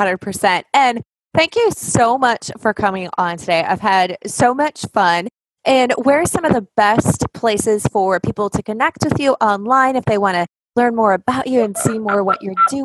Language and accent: English; the South, United States; accent: Southern; getting to bring my Southern accent back out a little bit.